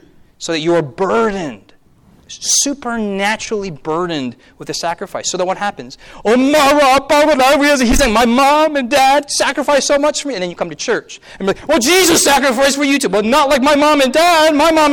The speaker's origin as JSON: {"language": "English", "region": "Delaware", "country": "United States", "said": "Oh, I'm from Delaware. No, where are you really from? No, I don't know, like, from America."}